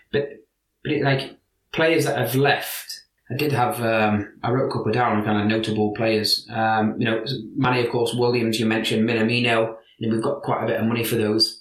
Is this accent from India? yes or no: no; Liverpool, North West England, United Kingdom; accent: Liverpool; now in Scandinavia